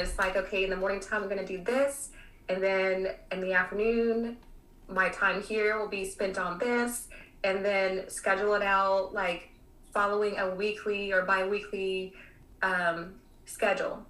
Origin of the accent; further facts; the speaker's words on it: Kansas City, United States; also born or lived in Miami; now in Texas, United States; coming from the Midwest, I was born in Kansas City